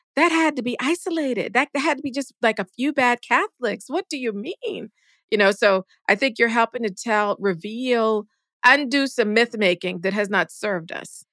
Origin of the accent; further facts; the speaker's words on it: Charleston, South Carolina, United States; moved away; my hometown, Ca, Charleston, South Carolina